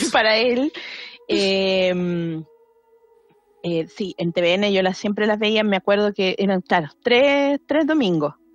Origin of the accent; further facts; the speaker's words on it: Maipú, Santiago Metropolitan, Chile; moved away; yo era de Maipú en su momento